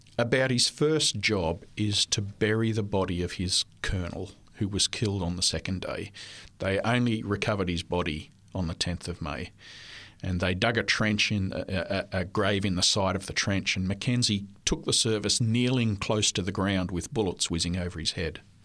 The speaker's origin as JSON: {"language": "English", "town": "Cooranbong", "region": "New South Wales", "country": "Australia", "tie": "born or raised there", "also_born_or_lived": "Armidale, New South Wales / Ipswich, Queensland", "first_language": "French", "second_language": "English", "said": "we moved to Avondale in Curranbong in nineteen sixty-six, and that was the rest of my school life, and then through college until I graduated"}